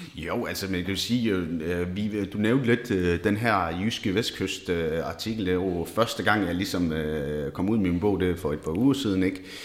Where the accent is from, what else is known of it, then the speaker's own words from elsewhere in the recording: Esbjerg, Southern Denmark, Denmark; født og opvokset i Esbjerg